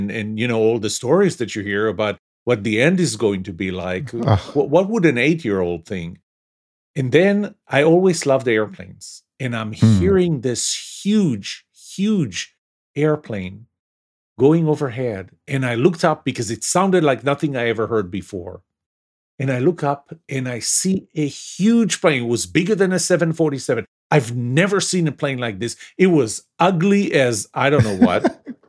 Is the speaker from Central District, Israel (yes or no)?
no; Tel Aviv, Tel Aviv District, Israel; moved away as an adult; now in United States; I was born in Tel Aviv, just south of Tel Aviv, a city called Yafo, which is part of the Tel Aviv metropolitan area.